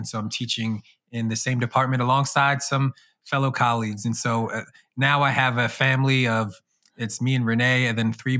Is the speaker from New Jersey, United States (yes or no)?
no; Norristown, Pennsylvania, United States; So born and raised in the Philly area in a community called Norristown, Pennsylvania, and then in the suburbs of Philly for about 3 years